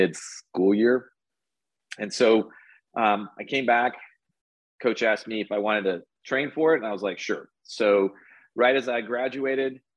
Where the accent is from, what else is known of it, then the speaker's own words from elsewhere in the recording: Texas, United States; Born and raised here in Texas